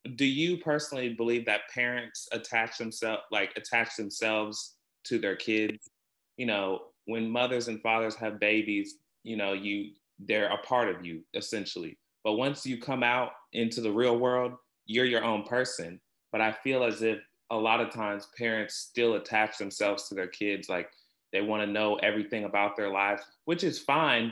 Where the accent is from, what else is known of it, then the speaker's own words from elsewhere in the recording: Topeka, Kansas, United States; I'm from Topeka